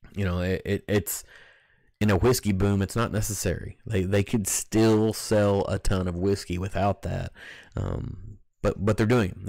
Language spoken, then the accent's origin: English; Kentucky, United States; growing up in Kentucky, it's the whiskey that, that I cut my teeth on